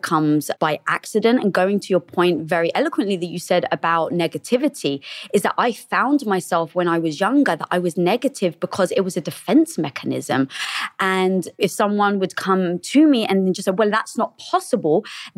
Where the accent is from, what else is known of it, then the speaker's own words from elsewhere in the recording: England, United Kingdom; now in Los Angeles, United States; No, I'm actually from England.